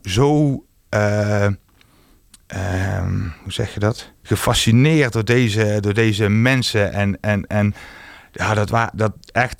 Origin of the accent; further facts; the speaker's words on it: Roggel, Limburg, Netherlands; mijn jongerencentrum waar ik vandaan kom